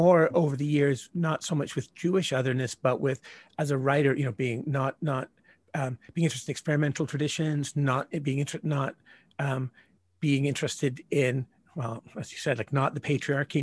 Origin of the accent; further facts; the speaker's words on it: Northern Ireland, United Kingdom; moved away; I grew up in Ireland as a result of historical reasons.